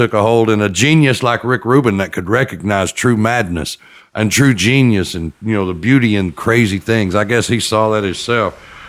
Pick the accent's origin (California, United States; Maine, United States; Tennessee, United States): Tennessee, United States; Chattanooga; also born or lived in Knoxville, Tennessee; I was born in Knoxville, and you know, they'd have it on every Saturday evening. And from a local studio, TV studio. And then we moved on to Chattanooga